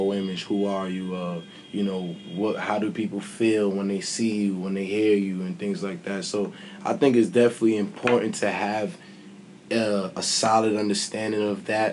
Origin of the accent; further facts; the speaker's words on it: New York City, New York, United States; I'm a kid from Brooklyn